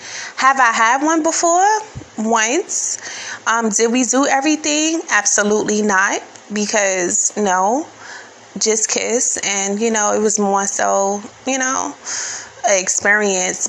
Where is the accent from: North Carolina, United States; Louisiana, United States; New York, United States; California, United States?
New York, United States; New York City; being born and raised in New York City